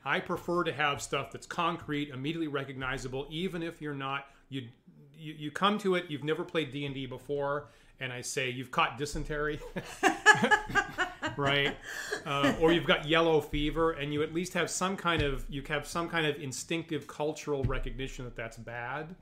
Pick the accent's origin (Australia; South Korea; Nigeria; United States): United States; me as an American and and again one from a very rural location